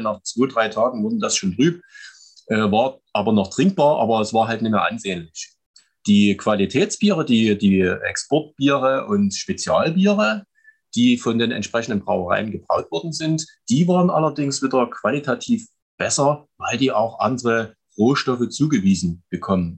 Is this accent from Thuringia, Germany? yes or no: no; Chemnitz, Saxony, Germany; also born or lived in Klaußnitz; komme aus Chemnitz, beziehungsweise genau genommen aus Klausnitz bei Chemnitz. Äh, geboren bin ich in Karl-Marx-Stadt